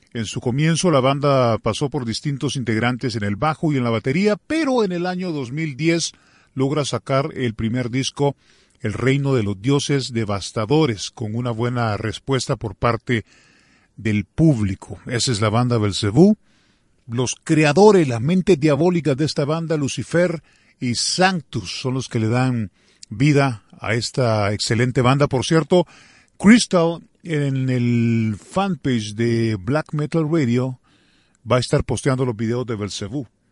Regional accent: El Salvador

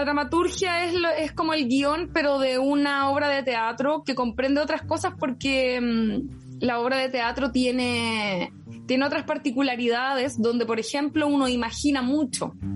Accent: Rancagua, O'Higgins, Chile; moved away as an adult; now in Santiago, Chile; soy de Rancagua. nacida en Santiago, pero criada en Rancagua. Sexta región

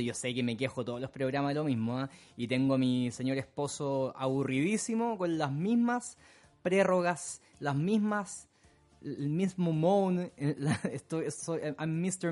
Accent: Santiago, Santiago Metropolitan Region, Chile; now in London, United Kingdom; mi ciudad natal, de Santiago, en Chile

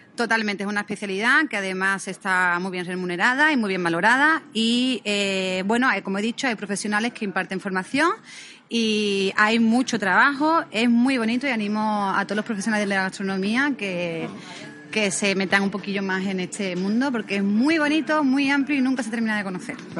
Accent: Cádiz, Andalusia, Spain; accent: Andalusian; moved away as an adult; also born or lived in Madrid / Ibiza / Barcelona; now in San Sebastián, Spain; De Cádiz, soy de Cádiz.

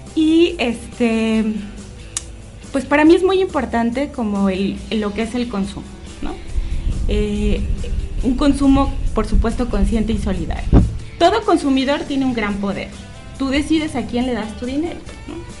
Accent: León, Guanajuato, Mexico; moved away as an adult; also born or lived in Chiapas; now in León, Mexico; yo soy de aquí de León, pero cuando terminé la universidad me fui a vivir a Chiapas

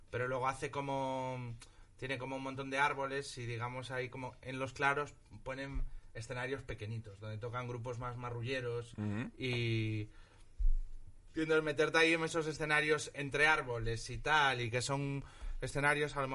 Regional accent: Galicia, Spain; En Galicia hay varios. Había uno que ya no existe, se llama V de Balarés, que era cerca de mi pueblo.

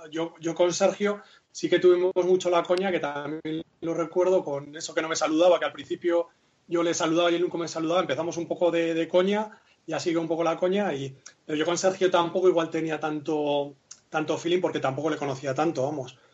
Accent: Basque Country, Spain; aunque yo no me considero vasco, pero bueno, somos, somos muy nuestros

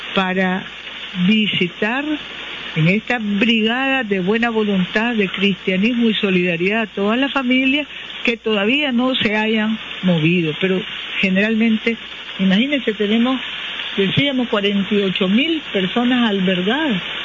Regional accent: Nicaragua; muchos, muchos nicaragüenses no hemos dormido

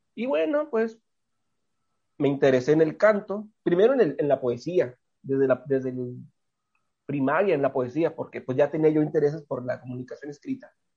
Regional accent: Tijuana, Baja California, Mexico; nací aquí en Tijuana

